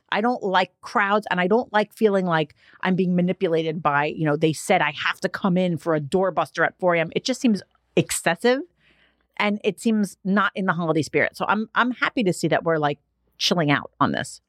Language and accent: English; New York City, New York, United States; I'm from Staten Island